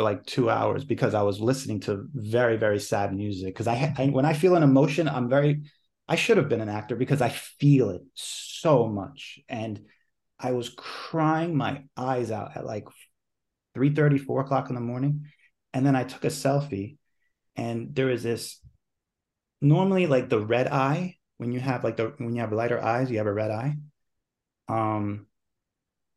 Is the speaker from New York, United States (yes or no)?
yes; New York, United States; I was born raised here in New York